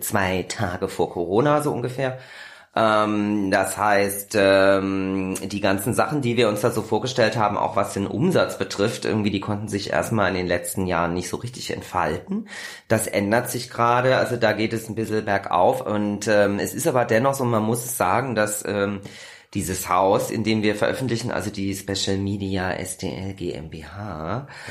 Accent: Kassel, Hesse, Germany; moved away as an adult; now in Berlin, Germany; Ich komme aus dem wunderschönen Kassel

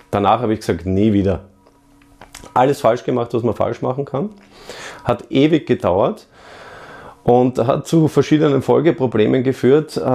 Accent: Vienna, Austria; ich bin Österreicher, Wiener und ich bin Immobilienmillionär.

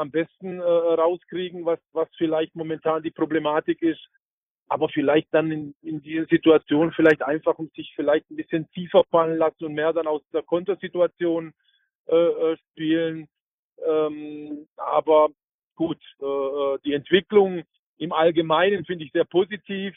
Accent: Heilbronn, Baden-Württemberg, Germany; moved away as an adult; ich komme aus Heilbronn

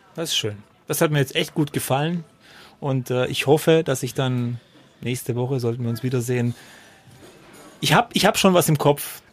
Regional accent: Freudenstadt, Baden-Württemberg, Germany; ich komme ja aus Freudenstadt

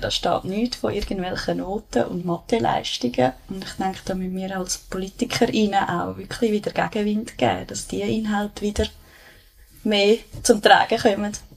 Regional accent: Bülach, Zurich, Switzerland; also born or lived in Schwamendingen, Zurich; now in Zurich, Switzerland; ich bin in Bülach aufgewachsen.

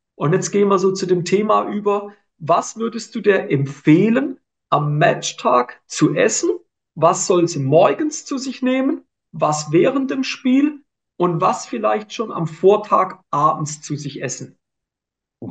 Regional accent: Switzerland; bei uns in der Schweiz

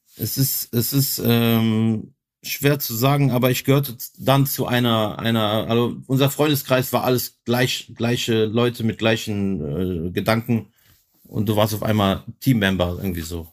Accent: Germany; Weil ich bin ja hier in Germany geboren, ich war hier in der Schule, aber du bist halt auch Kroate

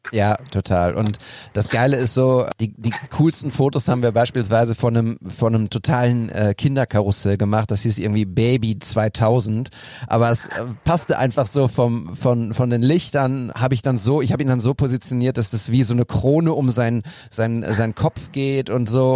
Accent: Münster, North Rhine-Westphalia, Germany; now in Bochum, Germany; ich komme ja aus Münster gebürtig

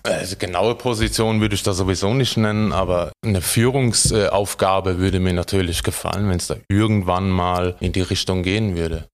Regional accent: Heidelberg, Baden-Württemberg, Germany; als äh, Heidelberger, Badener

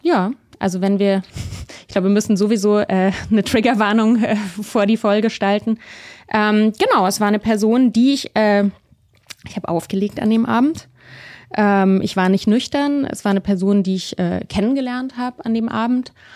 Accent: Munich, Bavaria, Germany; moved away; also born or lived in Berlin; ich bin ja in München aufgewachsen

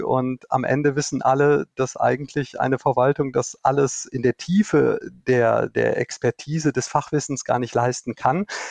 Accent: North Rhine-Westphalia, Germany; born or raised there

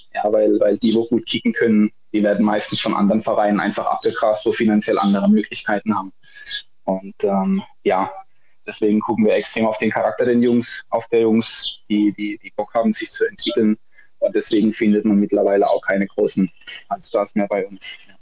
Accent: Rastatt, Baden-Württemberg, Germany; also born or lived in Darmstadt; Ich komme ursprünglich aus Rastatt

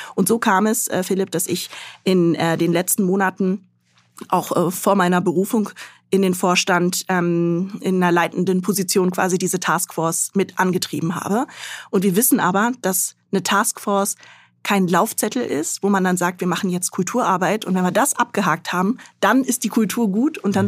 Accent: Göttingen, Lower Saxony, Germany; moved away as an adult; also born or lived in Khartoum, Sudan / Mainz; Also ich bin in Göttingen aufgewachsen, bin da zur Schule gegangen, habe dort Abitur gemacht

